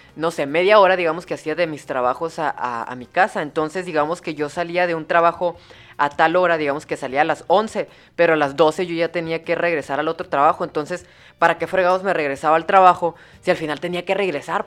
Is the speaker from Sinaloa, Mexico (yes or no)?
no; Hermosillo, Sonora, Mexico; soy de Hermosillo, Sonora